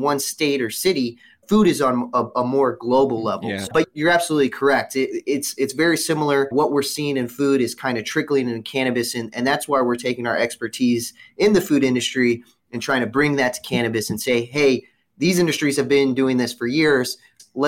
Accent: Missouri, United States; Missouri, this is my home state

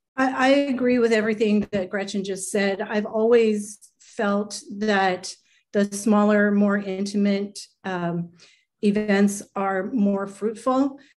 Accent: Los Angeles, California, United States; in my hometown

